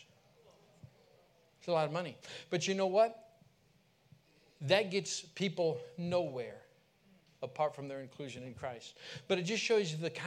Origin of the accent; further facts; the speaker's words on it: California, United States; I'm from California